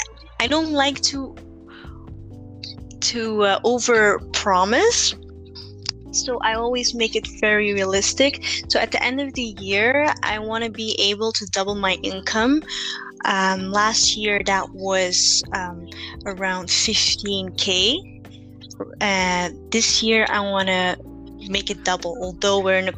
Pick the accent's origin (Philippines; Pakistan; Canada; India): Philippines; now in Belgium; we come from the Philippines, which, you know, is like a third world country.